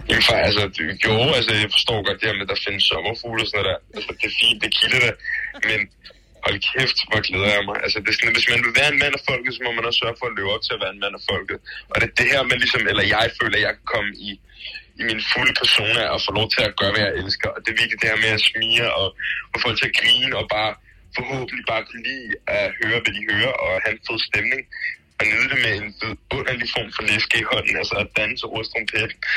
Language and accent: Danish; Copenhagen, Capital Region of Denmark, Denmark; Jeg er fra København